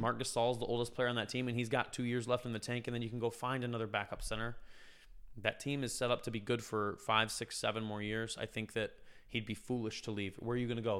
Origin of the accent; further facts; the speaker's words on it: Concord, United States; I'm at the Concord Classic, my hometown festival